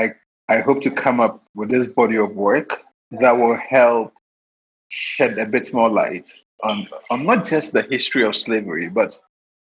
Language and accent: English; Elmina, Central Region, Ghana; I started documenting Elmina because that's where I was born.